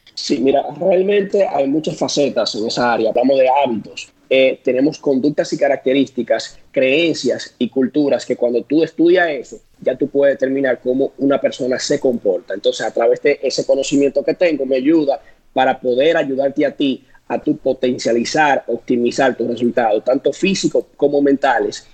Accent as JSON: {"language": "Spanish", "town": "San Francisco de Macorís", "region": "Duarte", "country": "Dominican Republic", "said": "en mi pueblo, San eh, Francisco de Macorís"}